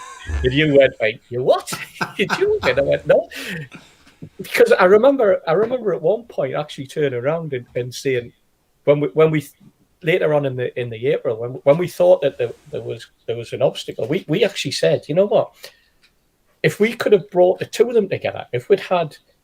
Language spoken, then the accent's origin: English; Newcastle upon Tyne, North East England, United Kingdom; I'm a Geordie